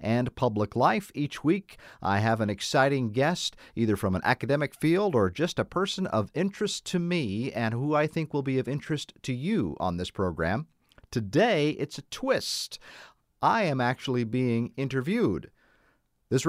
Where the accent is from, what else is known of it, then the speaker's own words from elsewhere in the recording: Butte, Montana, United States; moved away as an adult; also born or lived in New York State; now in Elizabethton, United States; I grew up in Montana and in the Butte and Whitehall area.